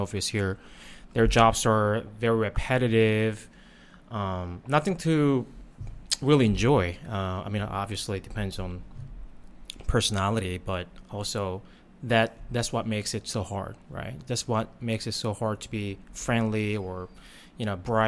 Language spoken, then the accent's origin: English; South Korea; now in Thailand; I grew up in Korea